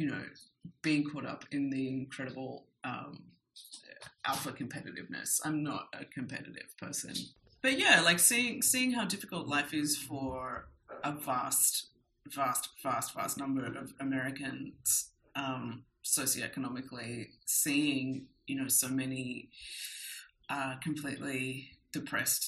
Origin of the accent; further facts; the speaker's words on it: Australia; moved away as an adult; also born or lived in New York; now in Mexico; growing up in Australia